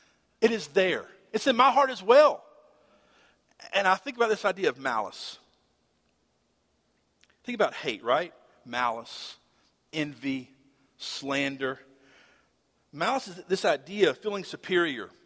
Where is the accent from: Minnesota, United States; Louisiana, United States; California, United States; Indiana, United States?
Louisiana, United States; Shreveport; I grew up in Shreveport, Bossier